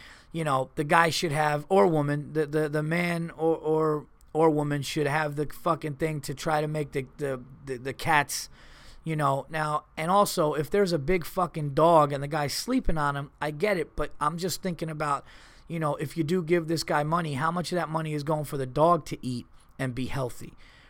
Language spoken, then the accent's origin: English; Montreal, Quebec, Canada; I come from Montreal, where winters are absolutely brutal.